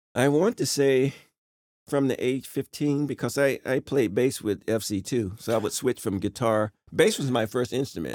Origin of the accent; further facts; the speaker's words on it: Rocky Mount, North Carolina, United States; moved away; I was born right in Rocky Mount, North Carolina